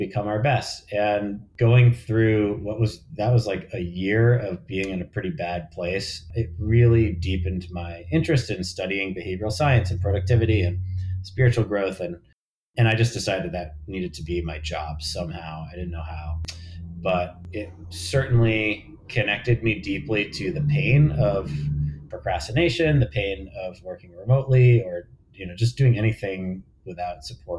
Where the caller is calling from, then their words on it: New York City, New York, United States; Yeah, I'm in New York City. I'm in Harlem and I'm in my home office